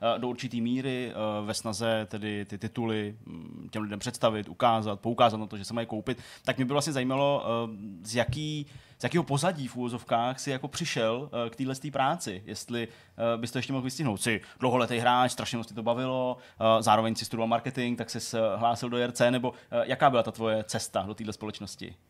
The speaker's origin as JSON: {"language": "Czech", "town": "Hradec Králové", "region": "Hradec Králové Region", "country": "Czechia", "tie": "born or raised there", "moved": "yes", "said": "jsem z Hradce Králové"}